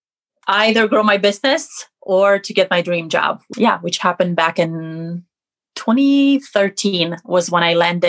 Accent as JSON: {"language": "English", "country": "Romania", "moved": "as an adult", "lives_now": "United States", "said": "I'm originally from Romania, living in the States for the last 15 years."}